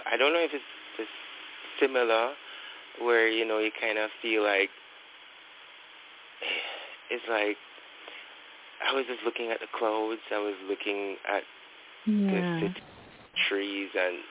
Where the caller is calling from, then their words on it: Kingston, Jamaica; I'm calling from Kingston, Jamaica.